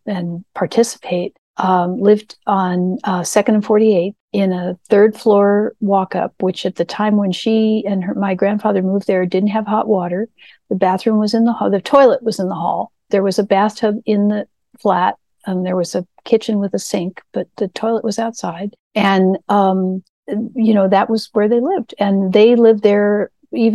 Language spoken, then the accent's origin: English; Burlingame, California, United States; moved away as an adult; also born or lived in New York; I grew up in Burlingame, California.